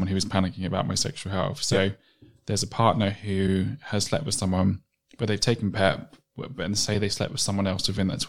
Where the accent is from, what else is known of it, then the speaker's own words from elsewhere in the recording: London, United Kingdom; I'm from South London. Though. Like, I'm from Elton, bro.